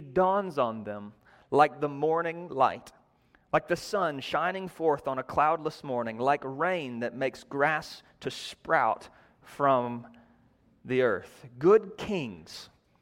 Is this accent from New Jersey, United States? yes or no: no; North Georgia, United States; accent: North Georgia; my North Georgia accent